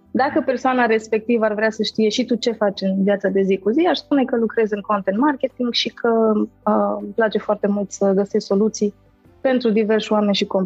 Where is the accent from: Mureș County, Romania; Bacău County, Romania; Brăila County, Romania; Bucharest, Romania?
Mureș County, Romania; Târgu Mureș; now in Cluj-Napoca, Romania; Sunt din Cluj, sunt în Cluj, sunt din Târgu Mureș